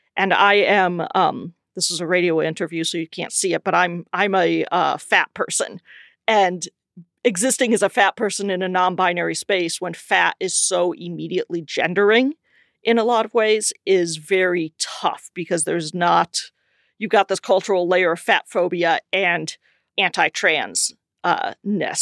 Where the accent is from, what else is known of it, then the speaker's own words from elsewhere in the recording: South Dakota, United States; moved away as an adult; now in Minneapolis, United States; I grew up in South Dakota